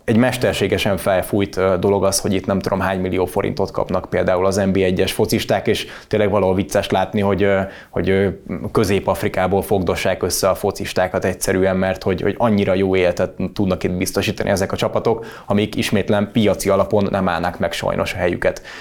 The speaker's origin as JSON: {"language": "Hungarian", "town": "Gönyű", "region": "Győr-Moson-Sopron", "country": "Hungary", "tie": "born or raised there", "said": "Én ahol, ahol születtem, és amerre laktam, ugye ott a Gönyű Nagy Szent János volt mindig a helyi rang rangadó."}